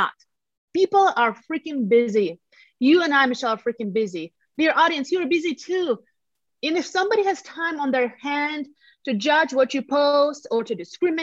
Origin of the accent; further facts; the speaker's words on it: Latvia; English is a second language; moved away as an adult; now in Colorado Springs, United States; I'm from Eastern Europe, from the country of Latvia